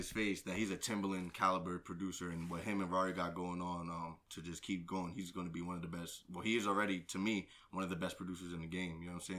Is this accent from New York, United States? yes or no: no; Bethlehem, Pennsylvania, United States; also born or lived in Allentown / Poconos; I'm not from Jersey. I'm from Bethlehem, Pennsylvania.